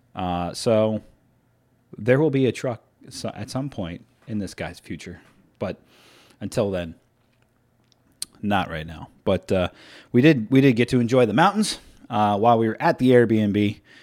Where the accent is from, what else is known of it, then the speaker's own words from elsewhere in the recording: United States; as an American